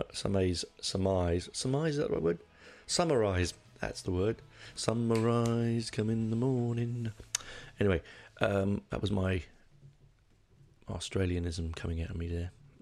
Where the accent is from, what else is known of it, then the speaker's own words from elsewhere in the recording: United Kingdom; I'm a Brit